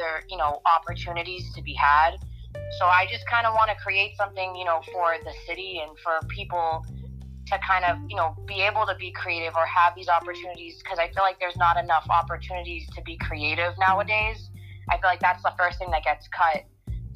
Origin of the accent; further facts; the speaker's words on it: North Shore, Massachusetts, United States; I was raised in the North Shore. I mean, how much more in New England does it get than that?